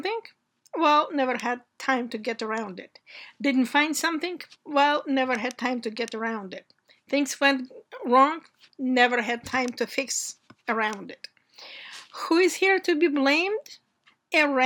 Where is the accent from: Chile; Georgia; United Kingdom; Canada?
Georgia; moved away as an adult; now in United States; I came here from places where in my youth we didn't have enough food or necessary household items. I came here from the Republic of Georgia, which used to be part of the Soviet Union.